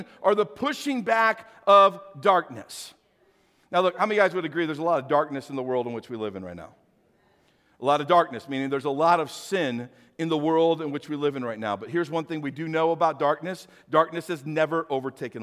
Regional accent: St. Louis, Missouri, United States; when I was a kid growing up, I grew up in St. Louis, so I was a city boy

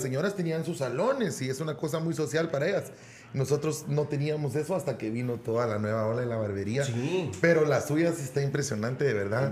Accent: Guatemala City, Guatemala Department, Guatemala; yo nací y siempre viví en Utatlán

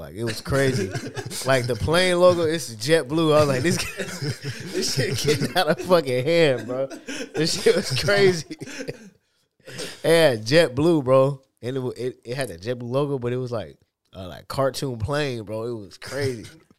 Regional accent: Seattle, Washington, United States; Playing basketball every day, bro. Like, in my neighborhood, bro, there was like kids and shit.

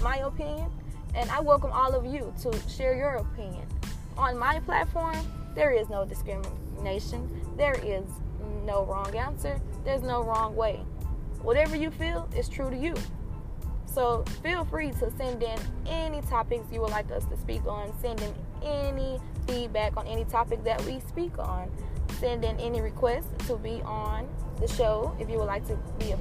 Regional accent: Houston, Texas, United States; accent: Southern Belle; I'm a Houstonian, you know, so I'm going to be with my Southern Belle accent

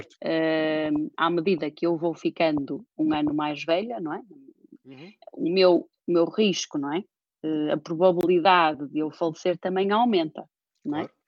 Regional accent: Porto, Norte, Portugal; also born or lived in Cambridge, United Kingdom; nasci e fui criada aqui no Porto

